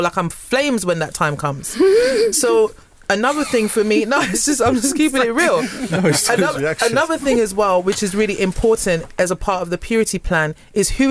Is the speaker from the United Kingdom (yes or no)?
yes; United Kingdom; I'm British, especially when I'm speaking